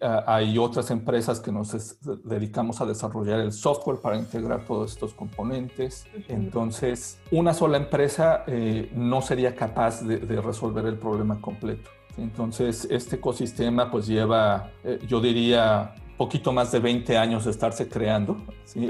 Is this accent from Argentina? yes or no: no; Mexico; moved away as an adult; now in Berlin, Germany; somos tres mexicanos